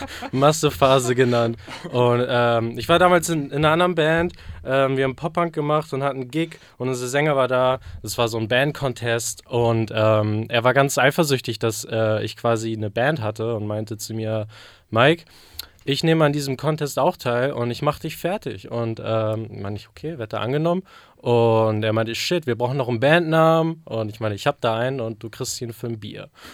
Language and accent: German; Barsbüttel, Schleswig-Holstein, Germany; das ist so ein Vorort von äh, Hamburg. Basbüttel nennt sich der.